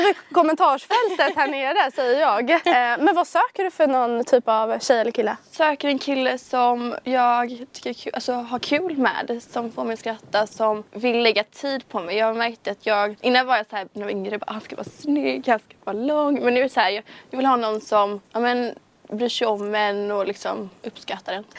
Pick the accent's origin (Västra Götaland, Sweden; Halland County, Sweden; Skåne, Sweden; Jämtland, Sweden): Halland County, Sweden; Kungsbacka; jag är 19 år från Kungsbacka